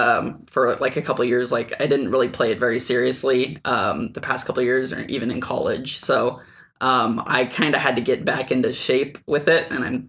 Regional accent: Fresno, California, United States; I'm from Fresno, California.

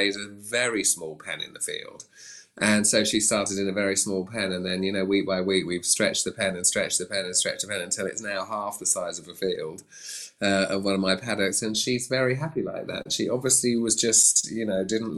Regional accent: Sark, Guernsey; moved away; I came from Sark in the Channel Islands, we didn't even have a stable

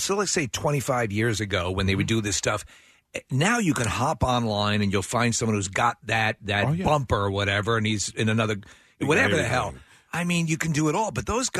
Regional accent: United States; also born or lived in Manhattan, New York, United States; we grew up in the suburbs, but I was born in Manhattan

